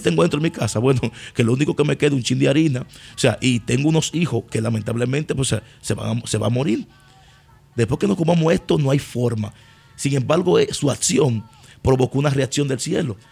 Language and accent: Spanish; Dominican Republic; tú regresas a Dominicana, pero tú regresas a tu casa